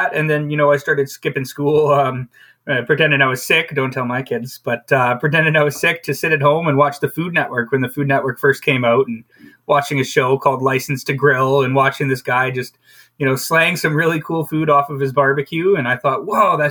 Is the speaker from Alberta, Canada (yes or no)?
yes; High River, Alberta, Canada; growing up in High River, especially like a farming community